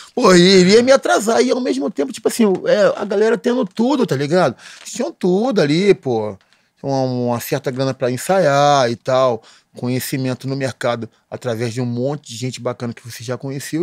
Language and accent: Portuguese; Baixada Fluminense, Rio de Janeiro, Brazil; Morando na Baixada Fluminense